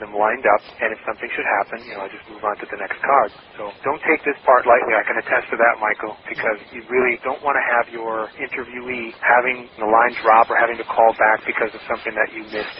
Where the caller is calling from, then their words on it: Milan, Lombardy, Italy; I'm calling from Milan, calling San Diego. I'm over here in Italy.